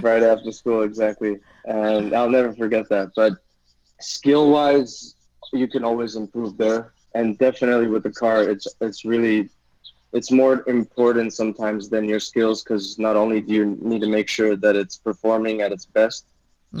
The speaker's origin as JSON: {"language": "English", "country": "Taiwan", "tie": "born or raised there", "said": "growing up in Taiwan"}